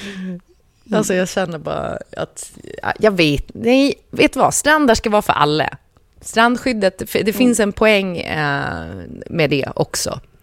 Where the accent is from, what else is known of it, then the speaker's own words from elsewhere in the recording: Gotland, Sweden; jag som gotlänning